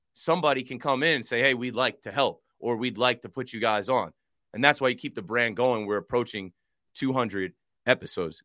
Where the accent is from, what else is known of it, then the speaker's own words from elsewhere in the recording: Monmouth County, New Jersey, United States; I'm from Monmouth County, where a lot of Jewish people from Brooklyn come down and vacation in the summer.